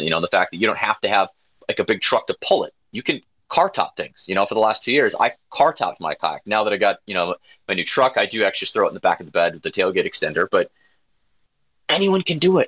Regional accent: Wisconsin, United States; I grew up in Gwinnett, Wisconsin, so having Door County as my back door

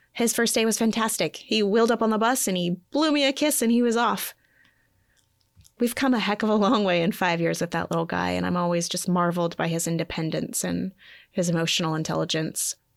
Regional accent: Montana, United States; I grew up in Montana.

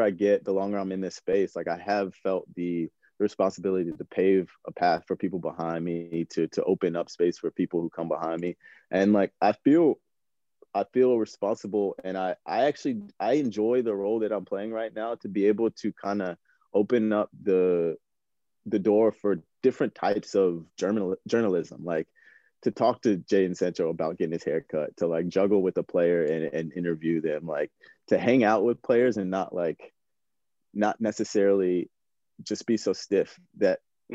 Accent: Chapel Hill, North Carolina, United States; I grew up, I was born and raised in, in North Carolina. I grew up in Chapel Hill, like pure basketball country.

